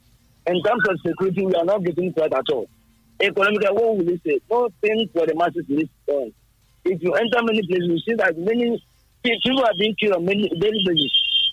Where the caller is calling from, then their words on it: Abeokuta, Ogun State, Nigeria; I'm coming from Abeokuta, Ogun State.